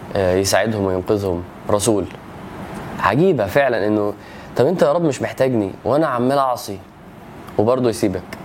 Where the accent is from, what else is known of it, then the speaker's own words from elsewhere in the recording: Egypt; وانا مصري